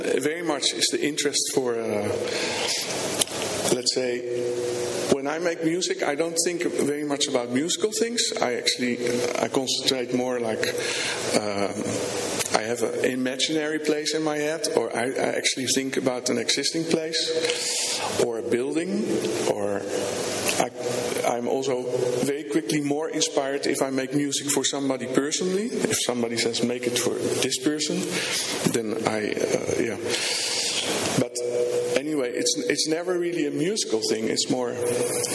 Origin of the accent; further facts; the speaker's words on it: Rotterdam, South Holland, Netherlands; I'm from Rotterdam, Netherlands